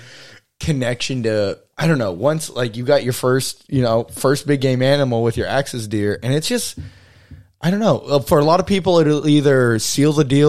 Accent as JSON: {"language": "English", "region": "Texas", "country": "United States", "tie": "born or raised there", "moved": "yes", "lives_now": "Alaska, United States", "said": "Growing up in Texas, it was way different, but it was like we hunt and fish, and we only ate venison growing up"}